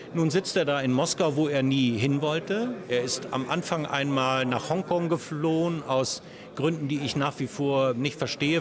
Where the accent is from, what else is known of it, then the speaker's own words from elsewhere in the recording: Germany; wir als Deutsche